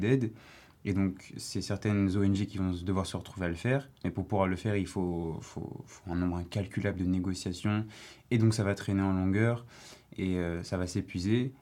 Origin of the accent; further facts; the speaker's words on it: Paris, Île-de-France, France; je viens de Paris, du 15e